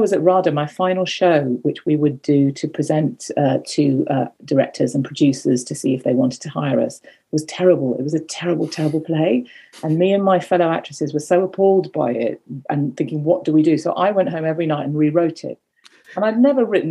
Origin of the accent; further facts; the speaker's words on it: Birmingham, West Midlands, United Kingdom; moved away as an adult; I grew up in Birmingham